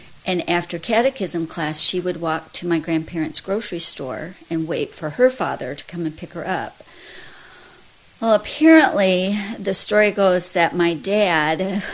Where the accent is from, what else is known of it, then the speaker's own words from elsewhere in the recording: Sparta, Wisconsin, United States; born in Sparta, Wisconsin, 1966